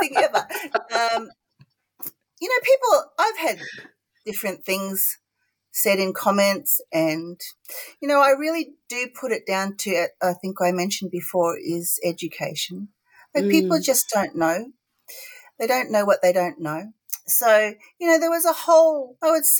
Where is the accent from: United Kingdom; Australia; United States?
Australia; Gold Coast, Queensland; accent: not really Ocker; I grew up on the Gold Coast, and all throughout my childhood, all the way to university